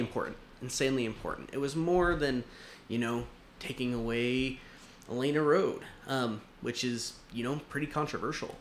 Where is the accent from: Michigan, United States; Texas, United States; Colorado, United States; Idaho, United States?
Idaho, United States; Rigby; also born or lived in Meridian, Idaho / Twin Falls, Idaho; now in Mountain Home, United States; I am a Idaho boy through and through. I was born in Southeast Idaho in a small town called Rigby